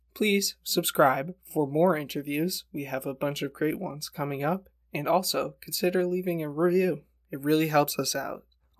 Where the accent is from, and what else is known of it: United States